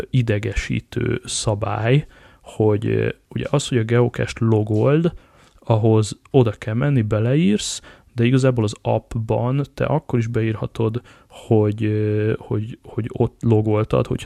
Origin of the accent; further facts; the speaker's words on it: Hungary; és akkor most itt össze is szégyelem magam, de nagyon gyorsan, mint, mint magyar